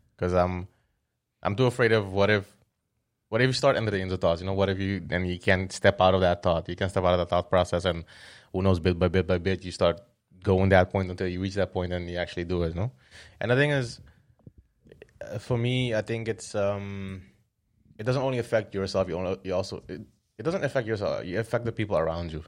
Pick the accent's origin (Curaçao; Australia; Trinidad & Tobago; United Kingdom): Curaçao; born or raised there